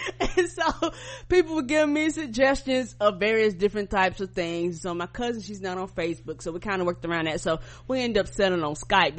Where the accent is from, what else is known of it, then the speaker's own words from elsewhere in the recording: Albany, New York, United States; born there; because I was born in Albany, New York, and so when I was born